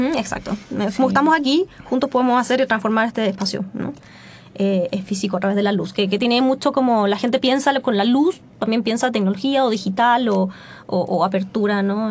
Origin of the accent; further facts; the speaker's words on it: Melipilla, Santiago Metropolitan Region, Chile; yo crecí en Melipilla